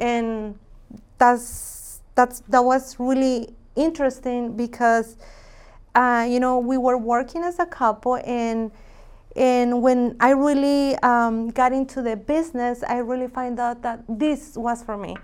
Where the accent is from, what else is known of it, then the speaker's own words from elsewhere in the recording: Jalisco, Mexico; moved away; I'm from Mexico, Jalisco.